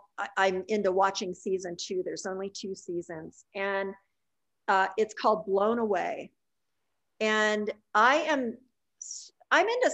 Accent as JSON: {"language": "English", "town": "Pittsburgh", "region": "Pennsylvania", "country": "United States", "tie": "born or raised there", "said": "I grew up outside of Pittsburgh, and that's a very glass area"}